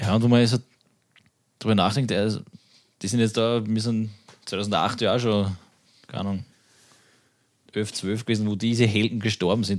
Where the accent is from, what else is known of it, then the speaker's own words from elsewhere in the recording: Austria; bei uns in Österreich